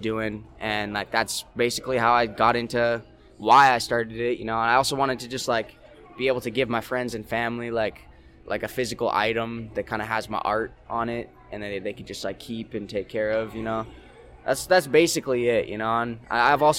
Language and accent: English; Saskatoon, Saskatchewan, Canada; I'm from Saskatoon, and I do most of my business out of Saskatoon